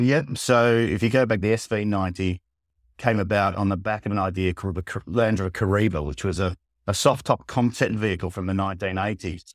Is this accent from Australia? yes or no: yes; Australia; moved away; I'm Australian originally